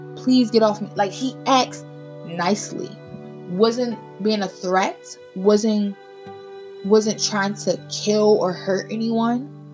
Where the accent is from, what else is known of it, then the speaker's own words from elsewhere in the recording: United States; we face as African American people